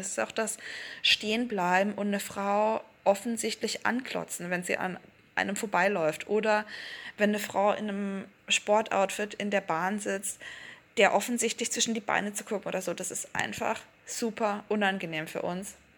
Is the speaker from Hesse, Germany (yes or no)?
no; Black Forest, Baden-Württemberg, Germany; moved away as an adult; also born or lived in Berlin; wieder zurückzugehen in den Schwarzwald, in meine Heimat